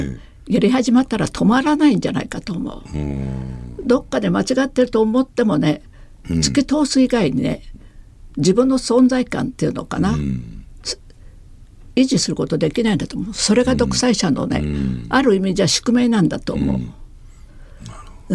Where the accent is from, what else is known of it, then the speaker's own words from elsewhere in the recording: Taiwan; now in Japan; 私台湾出身ですから